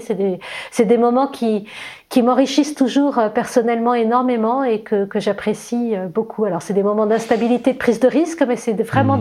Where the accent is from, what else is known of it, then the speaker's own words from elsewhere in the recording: Versailles, Île-de-France, France; je suis née à Versailles, euh, dans, la région parisienne, dans une famille nombreuse